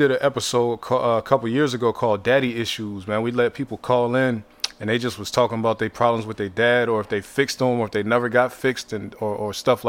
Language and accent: English; Youngstown, Ohio, United States; See, I'm from Ohio, Youngstown. So uh-huh. Arby's, that's where Arby's started at.